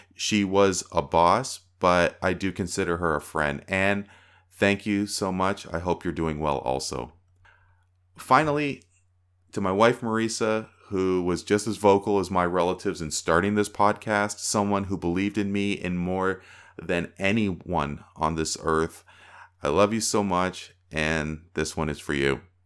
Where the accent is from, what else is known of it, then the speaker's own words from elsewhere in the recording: Toronto, Ontario, Canada; I'm from Toronto